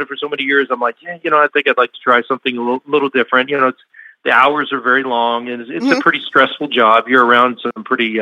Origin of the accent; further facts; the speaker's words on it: Seattle, Washington, United States; moved away as an adult; also born or lived in Minnesota / New Mexico / Mississippi / Oklahoma; now in Arizona, United States; I grew up in the Pacific Northwest up in Seattle